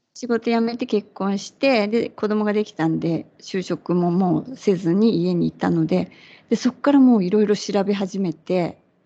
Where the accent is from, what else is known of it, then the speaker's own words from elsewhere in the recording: Kyushu, Japan; 九州のど田舎で生まれ育って